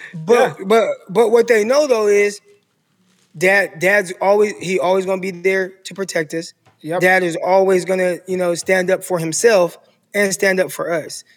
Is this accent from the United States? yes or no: yes; Stockton, California, United States; also born or lived in San Jose, California; now in Arkansas, United States; born and raised Stockton, California.